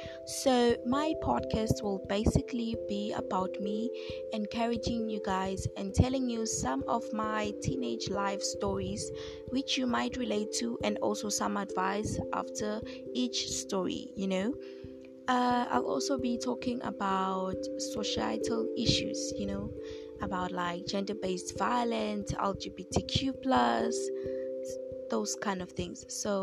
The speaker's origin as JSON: {"language": "English", "country": "South Africa", "said": "Hello, beautiful people. … I am from South Africa. I'm 15 years of age"}